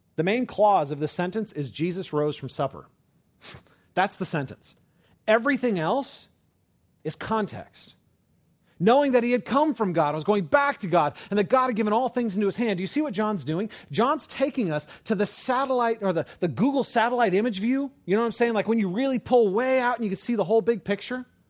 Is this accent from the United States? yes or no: yes; Oakland, California, United States; I grew up in California. I was born in Oakland, right across the bay from San Francisco